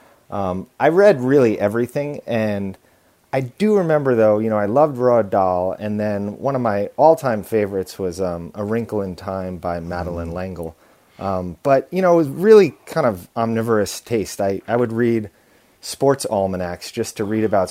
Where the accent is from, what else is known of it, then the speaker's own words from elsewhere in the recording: Long Island, New York, United States; I was born on Long Island, a short train ride from New York City.